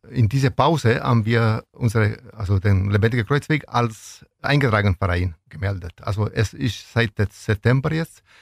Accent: Venosa, Basilicata, Italy; German is a second language; now in Ulm, Germany; ich möchte irgendwann diese Tradition von meinem Stadt Venosa nach Ulm und Neuem bringen.

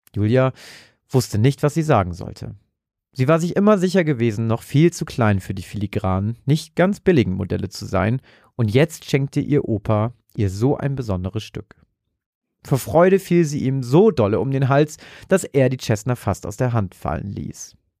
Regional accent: Hambergen area, Lower Saxony, Germany; moved away; irgendwo da in der Nähe, wo ich herkomme, also so irgendwo da im Umkreis von Hambergen

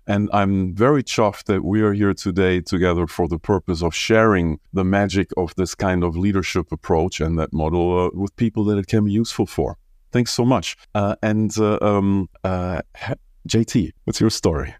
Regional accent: Germany; moved away as an adult; also born or lived in South Africa / Qatar; I am from Germany

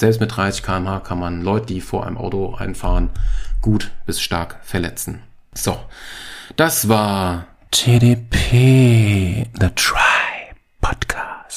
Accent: Germany; als Deutscher

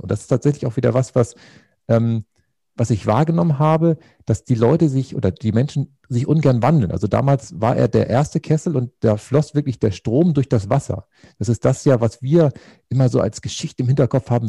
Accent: Northern Germany, Germany; moved away as an adult; also born or lived in Baden-Württemberg; ich bin auf dem Bauernhof groß geworden. Das ist tatsächlich etwas äh, in Norddeutschland

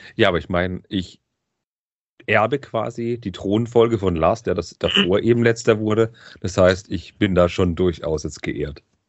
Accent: Swabia, Germany; ich bin Schwabe

